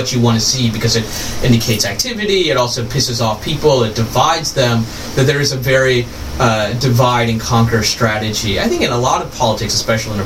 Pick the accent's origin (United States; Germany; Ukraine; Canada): United States; the South; growing up in the South